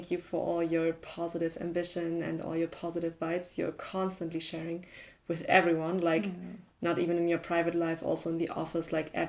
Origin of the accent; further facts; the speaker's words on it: Canada; I am Canadian.